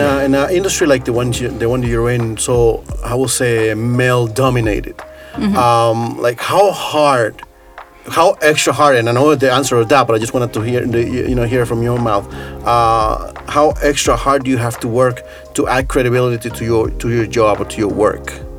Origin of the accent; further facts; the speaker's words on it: New York City, New York, United States; moved away as an adult; also born or lived in Costa Rica; now in Saku, Estonia; I grew up in New York City